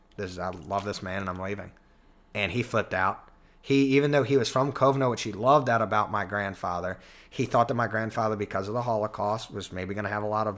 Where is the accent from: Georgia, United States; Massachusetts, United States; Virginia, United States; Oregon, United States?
Virginia, United States; Tappahannock; also born or lived in Richmond, Virginia; I grew up in Tappahannock.